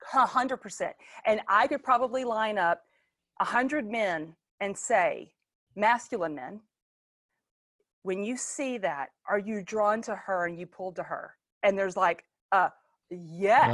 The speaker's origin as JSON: {"language": "English", "town": "Longview", "region": "Texas", "country": "United States", "tie": "born or raised there", "said": "I was born in the Bible Buckle of East Texas, Longview, Texas"}